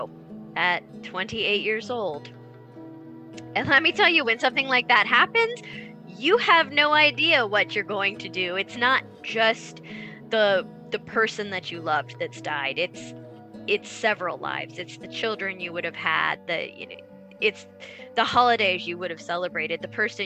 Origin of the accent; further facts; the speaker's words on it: Salina, Kansas, United States; I come from Salina, Kansas